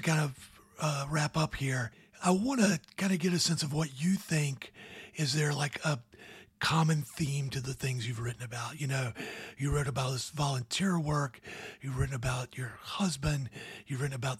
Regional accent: Georgia, United States; There's a private school in my hometown down in Georgia

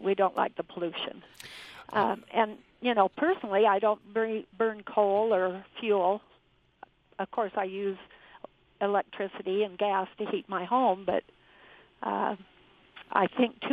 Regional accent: Southern California, United States; now in Utah, United States; I grew up in Southern California

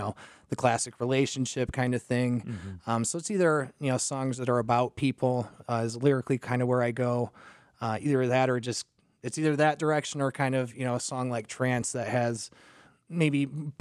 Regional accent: DeKalb, Illinois, United States; also born or lived in San Diego; I was born and raised in DeKalb

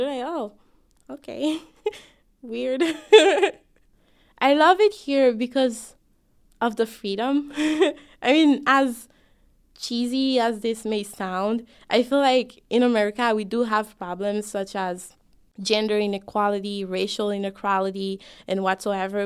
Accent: Haiti; now in United States; I'm both an American me and a Haitian me

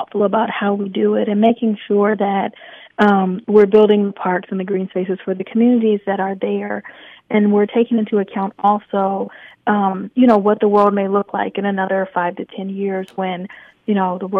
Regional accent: Michigan, United States; now in Atlanta, United States; I grew up in Michigan

